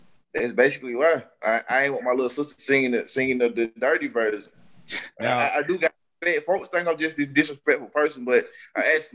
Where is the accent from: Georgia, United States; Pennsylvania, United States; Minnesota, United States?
Georgia, United States; Atlanta; I'm from DeKalb County, I'm from East Atlanta Zone 6